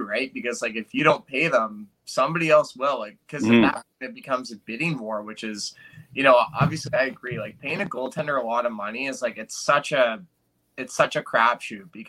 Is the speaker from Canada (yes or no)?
yes; Calgary, Alberta, Canada; moved away; I'm from Calgary